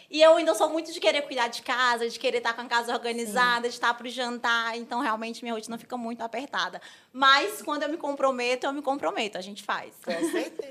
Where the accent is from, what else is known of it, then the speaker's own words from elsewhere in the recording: Brasília, Federal District, Brazil; Sou de Brasília, advogo há 10 anos